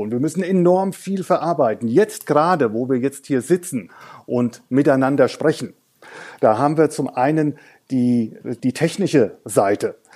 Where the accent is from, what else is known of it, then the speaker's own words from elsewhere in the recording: Hesse, Germany; Also ich bin, ich bin Hesse, aber eigentlich als Hesse ist man auch ein halber Franke und ein Franke ist eigentlich ein halber Hesse.